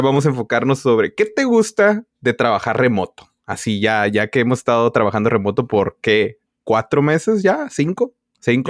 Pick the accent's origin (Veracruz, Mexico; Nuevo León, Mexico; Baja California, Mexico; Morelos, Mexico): Baja California, Mexico; Tijuana; now in California, United States; como yo soy originalmente de Tijuana